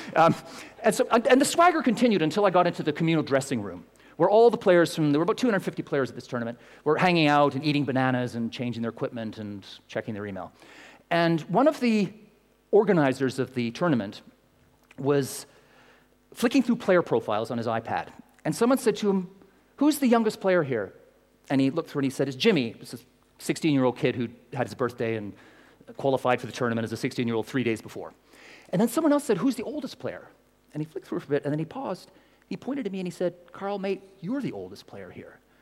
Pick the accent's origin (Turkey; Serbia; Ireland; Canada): Canada; now in London, United Kingdom; I'm Canadian